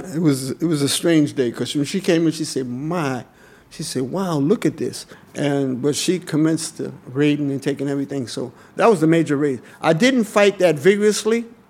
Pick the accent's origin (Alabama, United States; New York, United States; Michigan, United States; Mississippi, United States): New York, United States; New York City; I grew up in Harlem.